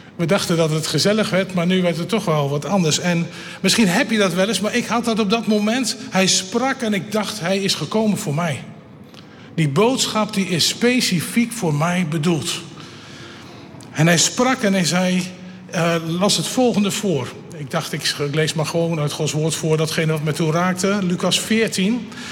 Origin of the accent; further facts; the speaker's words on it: Elburg, Gelderland, Netherlands; Ik kom van de Veluwe, Elburg